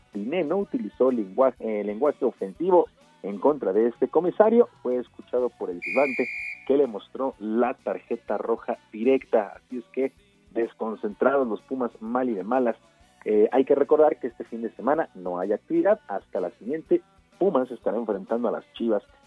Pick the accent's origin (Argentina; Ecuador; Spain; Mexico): Mexico